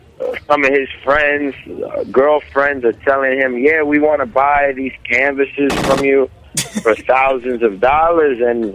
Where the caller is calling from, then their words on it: New York, United States; I'm calling from downtown New York, man.